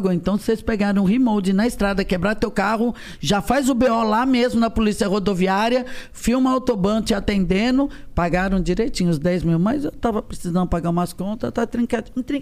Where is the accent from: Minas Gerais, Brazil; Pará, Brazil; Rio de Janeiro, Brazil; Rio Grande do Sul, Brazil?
Rio de Janeiro, Brazil; now in São Paulo, Brazil; Eu falo, ai, desculpa, eu sou do Rio.